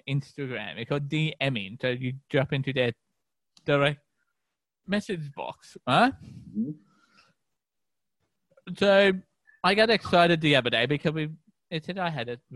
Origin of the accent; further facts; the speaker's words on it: Melbourne, Victoria, Australia; we're from Melbourne. We're all over Melbourne. We live everywhere.